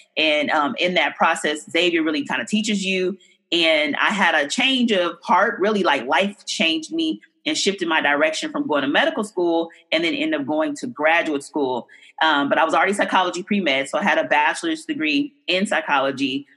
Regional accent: Oakland, California, United States; I grew up in um, deep East Oakland

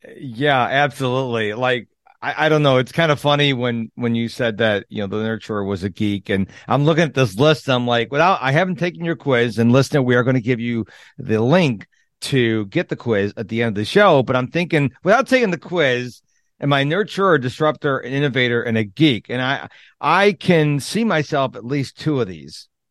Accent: Rochester, New York, United States; I grew up in Rochester, New York

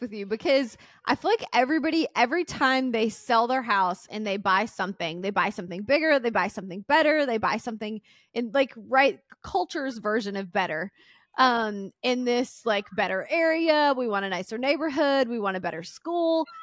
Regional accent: Mississippi, United States; also born or lived in Tennessee; now in Florida, United States; growing up in Mississippi and Tennessee, you couldn't walk anywhere

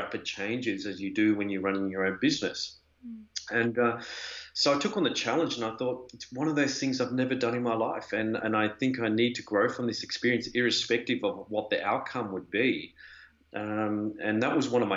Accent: Melbourne, Victoria, Australia; moved away as an adult; also born or lived in Europe; I'm originally from Australia in Melbourne

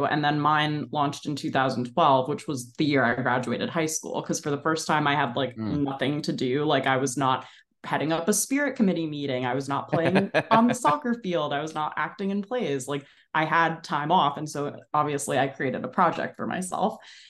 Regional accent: New Jersey, United States; I grew up in New Jersey in Bergen County. So I was always like a 30-minute drive

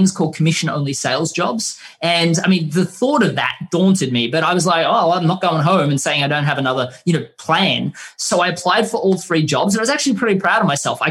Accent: Australia; we're from Australia

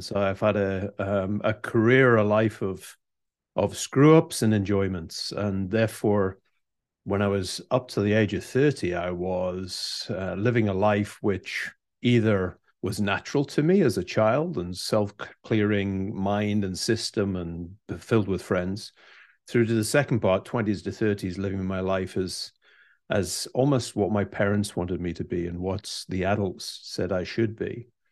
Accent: United Kingdom; Being British

